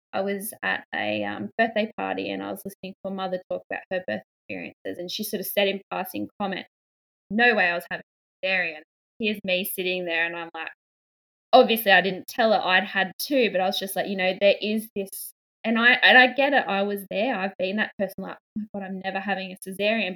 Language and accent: English; a town two hours north of Sydney, New South Wales, Australia; I'm from Australia, from um, a town about two hours north of Sydney.